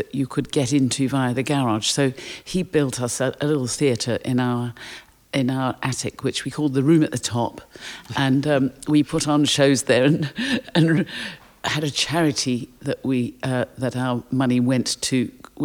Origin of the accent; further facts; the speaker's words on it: Durban, KwaZulu-Natal, South Africa; I was born in South Africa. My parents were Londoners who emigrated to Durban in South Africa after the war. And my sister and I were born there.